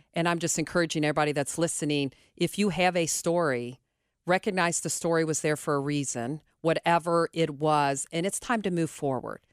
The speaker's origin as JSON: {"language": "English", "town": "Cincinnati", "region": "Ohio", "country": "United States", "tie": "born or raised there", "said": "I grew up Cole Rain, but I went to Mount Healthy High School"}